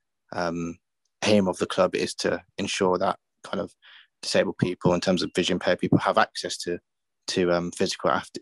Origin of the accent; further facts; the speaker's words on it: Birmingham, West Midlands, United Kingdom; going back to Birmingham, it's just been, obviously my hometown has been great